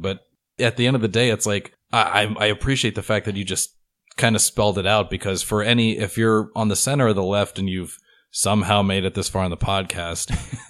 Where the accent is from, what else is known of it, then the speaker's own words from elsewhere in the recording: Texas, United States; now in Oregon, United States; I grew up in Texas